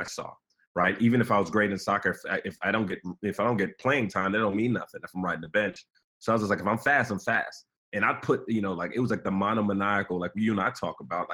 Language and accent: English; New York City, New York, United States; I come from, you know, Nigerian immigrants, came in the late 70s. I was born in Brooklyn, New York, and raised